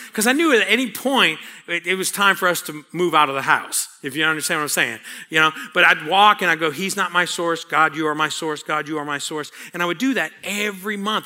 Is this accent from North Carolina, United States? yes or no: no; New Orleans, Louisiana, United States; I grew up in New Orleans